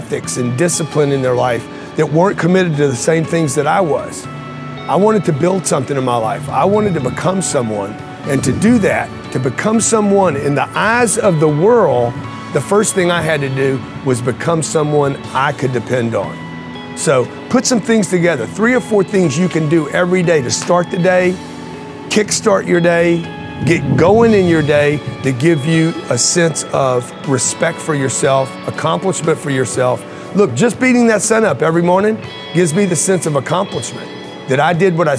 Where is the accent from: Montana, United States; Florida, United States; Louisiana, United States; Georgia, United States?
Louisiana, United States; Lake Charles; I grew up in Lake Charles, Louisiana, no money, raised by a single mother